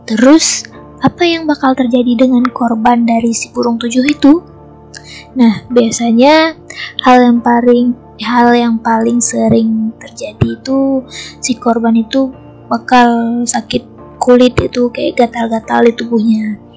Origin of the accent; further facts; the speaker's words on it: Aceh, Indonesia; aku bakal ceritain tentang sosok gaib yang sangat masyur di daerahku, yaitu Aceh.